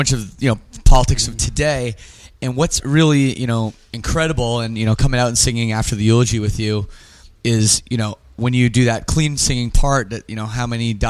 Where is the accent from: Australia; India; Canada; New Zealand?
Canada; also born or lived in Estonia; I'm Canadian, obviously, and I'm also a European citizen.